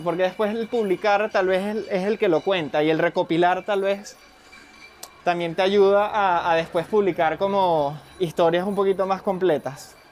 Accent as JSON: {"language": "Spanish", "country": "Venezuela", "moved": "yes", "lives_now": "Madrid, Spain", "said": "para nosotros como venezolanos"}